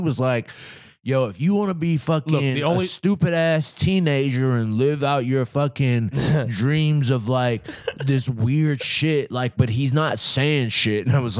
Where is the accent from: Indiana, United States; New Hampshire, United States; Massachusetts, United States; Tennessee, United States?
Indiana, United States; Gary; I grew up in Gary, Indiana